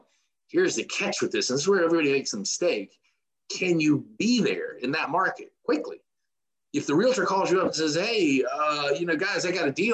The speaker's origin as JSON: {"language": "English", "town": "Macon", "region": "Georgia", "country": "United States", "moved": "as an adult", "lives_now": "Atlanta, United States", "said": "I am in Atlanta. I am from Macon, Georgia, which is about an hour and a half south of Atlanta"}